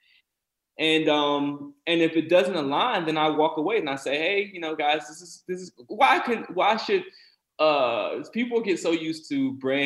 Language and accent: English; South Carolina, United States; my experience as a black person growing up in South Carolina